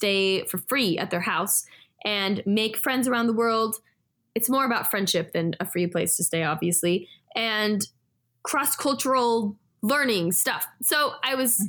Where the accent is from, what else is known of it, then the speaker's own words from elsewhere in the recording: California, United States; also born or lived in Israel / Los Angeles / Mexico; I grew up in California where it's like very cultural